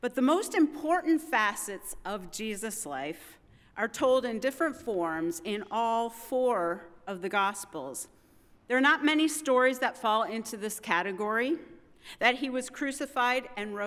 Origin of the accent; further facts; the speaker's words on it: Midwest, United States; moved away as an adult; also born or lived in Vermont; I'm a Midwesterner born and bred